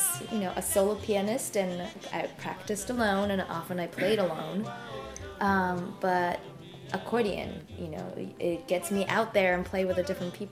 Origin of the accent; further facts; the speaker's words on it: Tokyo, Japan; moved away as an adult; also born or lived in Bay Area, United States; now in Boston, United States; I was one of those classic Yamaha kids growing up in Tokyo